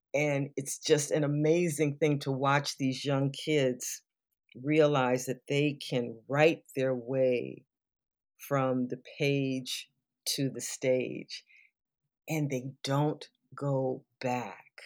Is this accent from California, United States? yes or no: yes; Southern California, United States; I grew up in Southern California